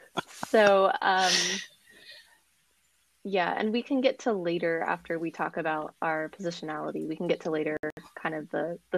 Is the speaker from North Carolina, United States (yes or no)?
no; Orange County, California, United States; also born or lived in Colorado / Virginia / Inland Empire; As you said, by way of Colorado and Virginia and California's Inland Empire, I'm also from Orange County, as it would be.